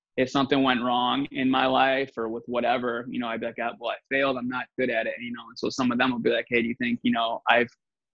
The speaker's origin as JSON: {"language": "English", "area": "south suburbs of Chicago", "region": "Illinois", "country": "United States", "lives_now": "Chicago, United States", "said": "I'm just from the south suburbs here. So I'm about about an hour out of the city"}